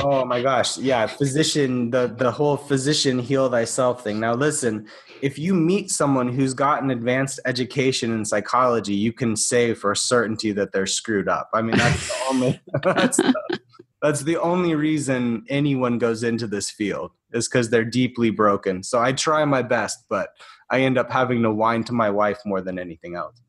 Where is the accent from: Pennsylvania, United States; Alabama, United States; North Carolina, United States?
Alabama, United States; I got offered a post at a university in my home in my home state of Alabama.